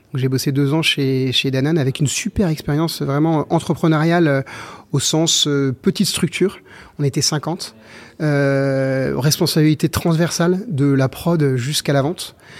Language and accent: French; Versailles, Île-de-France, France; now in Saint-Lunaire, France; J'ai grandi à Versailles dans le 78